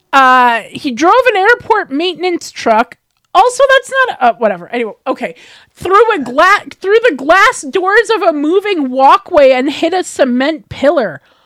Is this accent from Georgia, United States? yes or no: no; Deer Park, New York, United States; also born or lived in Queens, New York City; now in Edmonton, Canada; I would consider Deer Park my hometown